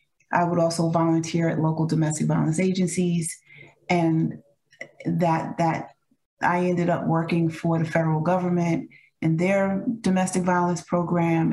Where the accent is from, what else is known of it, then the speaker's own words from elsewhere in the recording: New York City, New York, United States; moved away as an adult; now in North Carolina, United States; I'm originally from New York City. Came to North Carolina in 98